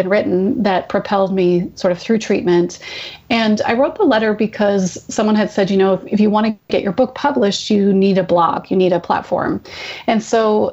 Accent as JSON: {"language": "English", "town": "Vanderhoof", "region": "British Columbia", "country": "Canada", "tie": "born or raised there", "moved": "yes", "said": "I grew up in a small town. My parents still live there. It's called Vanderhoof, which is about 10 hours drive north of Vancouver."}